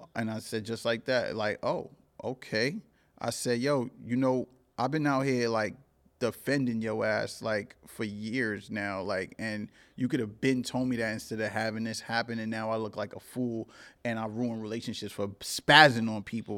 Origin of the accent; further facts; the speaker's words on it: New York City, New York, United States; also born or lived in Cambria Heights, Queens; I grew up in Crown Heights and I grew up in Cambria Heights, which is a spot in Jamaica, Queens